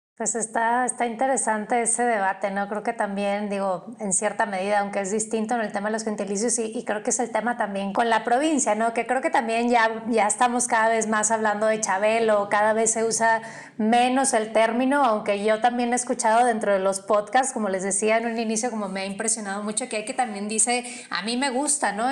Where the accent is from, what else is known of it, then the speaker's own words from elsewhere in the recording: Monterrey, Nuevo León, Mexico; now in Mexico City, Mexico; yo vengo de Monterrey